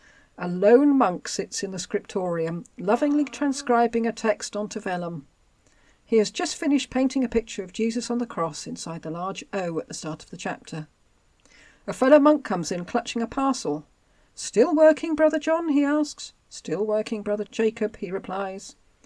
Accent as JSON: {"language": "English", "town": "Aylesbury", "region": "South East England", "country": "United Kingdom", "tie": "born or raised there", "accent": "home counties", "said": "I was born in Aylesbury in Buckinghamshire, as my accent will probably give away. Born in the home counties."}